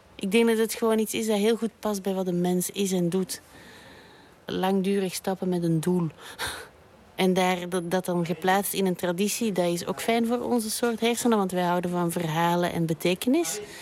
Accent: Belgium; also born or lived in Brussels; ik ben een eh, Belgische striptekenaar en kinderboekenillustrator. En ik woon en werk in Brussel

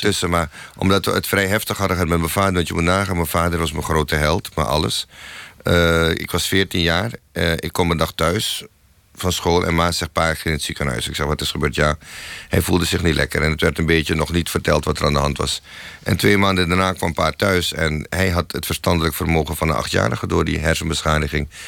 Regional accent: Suriname; moved away as an adult; now in Netherlands; ik kwam uit Suriname

